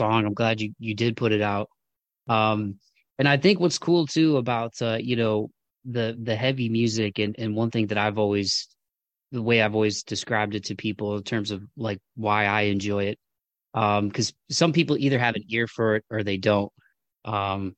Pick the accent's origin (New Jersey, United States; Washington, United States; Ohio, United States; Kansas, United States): Ohio, United States; Toledo; moved away; I'm from Toledo, Ohio, originally, and it's about an hour south of Detroit. So it was a cool place to grow up